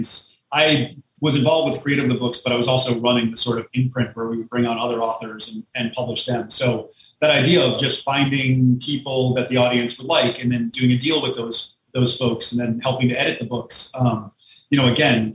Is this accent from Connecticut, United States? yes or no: yes; Connecticut, United States; now in Manhattan, United States; we grew up in Connecticut